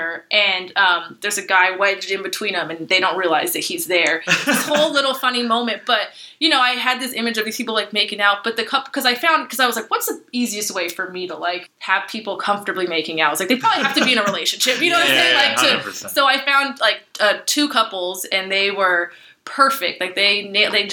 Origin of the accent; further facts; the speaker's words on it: Los Angeles, California, United States; growing up in Los Angeles